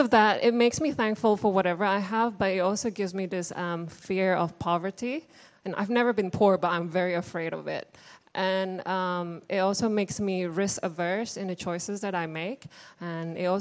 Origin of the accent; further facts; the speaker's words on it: Indonesia; moved away; I grew up in Indonesia, Indonesian-born Chinese